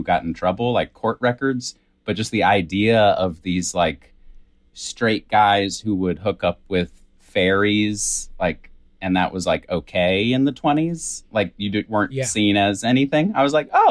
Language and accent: English; Virginia, United States; I'm from Virginia